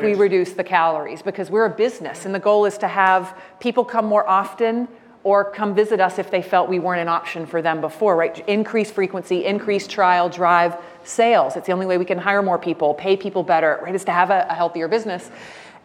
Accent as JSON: {"language": "English", "town": "Jacksonville", "region": "Florida", "country": "United States", "tie": "born or raised there"}